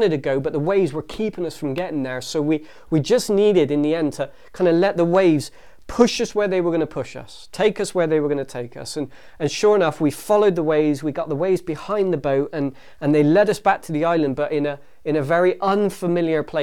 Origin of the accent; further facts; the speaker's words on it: England, United Kingdom; we're English